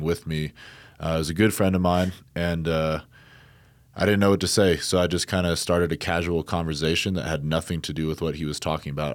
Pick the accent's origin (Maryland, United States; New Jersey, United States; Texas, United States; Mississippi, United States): New Jersey, United States; I grew up in New Jersey, but I have my, uh, father's side of the family out in Iowa.